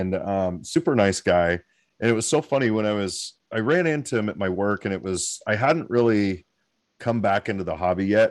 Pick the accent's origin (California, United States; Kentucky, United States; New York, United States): California, United States; hometown near Magalia/Oroville; So we don't really get any snow where I'm at, but in my hometown, which is about 20 minutes away, they've got over 3.5 feet of snow